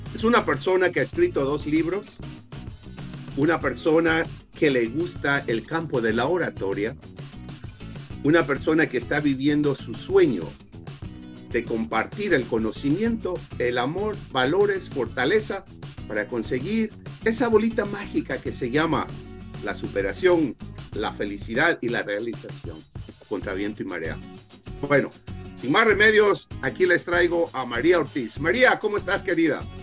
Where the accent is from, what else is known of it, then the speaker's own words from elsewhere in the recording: Ecuador; now in Las Vegas, United States; Yo soy originario de Ecuador